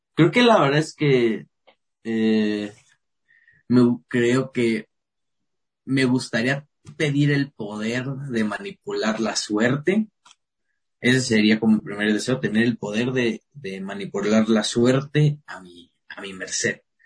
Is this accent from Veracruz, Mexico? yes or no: no; Querétaro, Mexico; Soy de, soy de Querétaro, soy de provincia